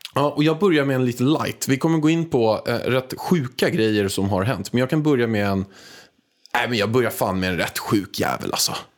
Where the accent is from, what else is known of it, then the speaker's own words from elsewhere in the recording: Stockholm, Stockholm County, Sweden; jag var från Stockholm